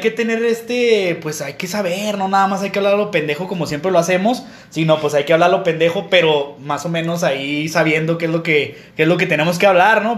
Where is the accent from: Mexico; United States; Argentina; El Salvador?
Mexico; Somos, nosotros somos de, de, de Villajuárez, de, Jardines de Oriente y de, y de Chihuahua